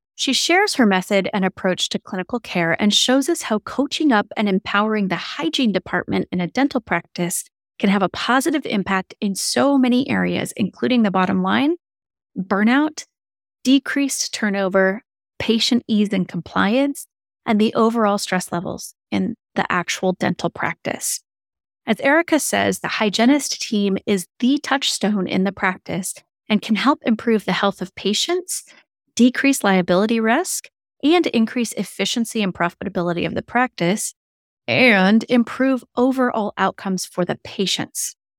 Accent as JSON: {"language": "English", "town": "Seattle", "region": "Washington", "country": "United States", "tie": "born or raised there", "said": "It's where I grew up. I grew up in the Seattle area"}